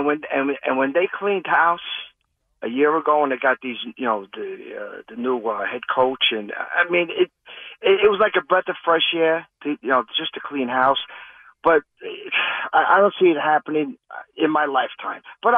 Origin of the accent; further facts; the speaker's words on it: New York City, New York, United States; When I was growing up in the Bronx.